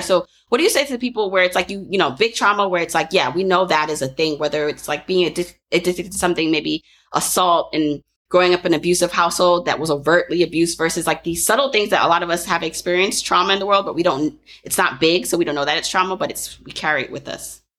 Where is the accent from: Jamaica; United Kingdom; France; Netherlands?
Jamaica; I'm Jamaican